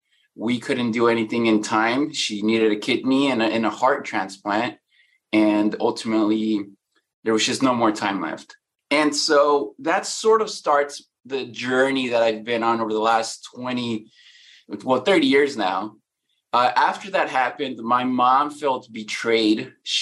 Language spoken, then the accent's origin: English; Mexico; now in United States; When we came from Mexico, we lived on food stamps here. We lived in a one-car garage that we converted into a bedroom.